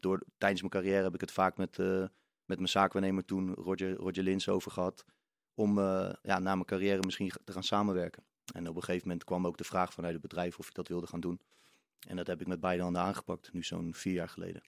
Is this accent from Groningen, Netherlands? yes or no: no; The Hague, South Holland, Netherlands; Ik ben geboren en getogen in Den Haag